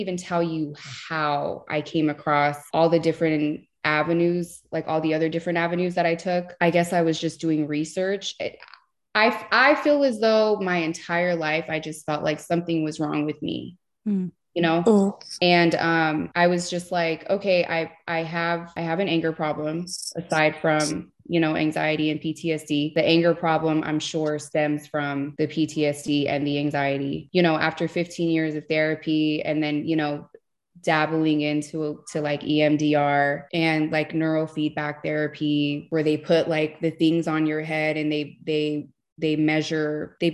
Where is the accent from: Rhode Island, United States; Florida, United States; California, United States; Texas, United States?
California, United States; Los Angeles; I grew up in East Los Angeles here in California